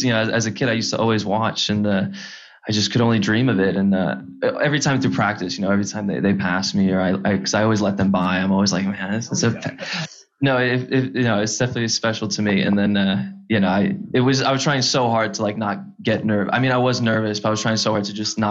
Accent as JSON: {"language": "English", "town": "Chicago", "region": "Illinois", "country": "United States", "tie": "born or raised there", "said": "I was born and raised in Chicago and I'm only like 20 minutes down from the shop."}